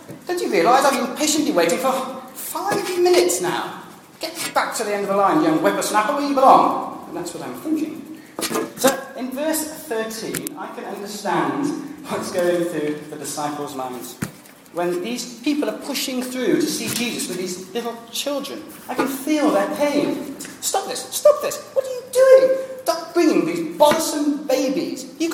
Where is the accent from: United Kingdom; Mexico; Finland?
United Kingdom; England; moved away; also born or lived in Wales; I'm English